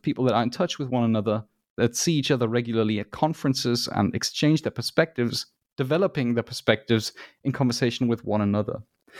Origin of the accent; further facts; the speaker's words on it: Germany; it might be that I'm biased because I am from Germany, but it appears to me that there is a lot of games research that comes from Germany.